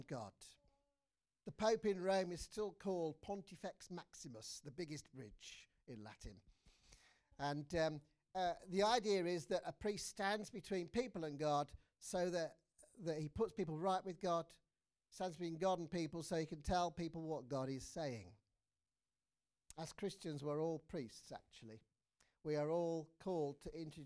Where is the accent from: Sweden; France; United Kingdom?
United Kingdom; England; as an Englishman